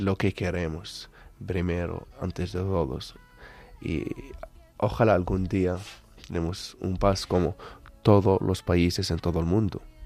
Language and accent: Spanish; Bethlehem, West Bank, Palestine; Spanish is a second language; Esto nuestra ciudad, que yo nacimos aquí, vivimos aquí.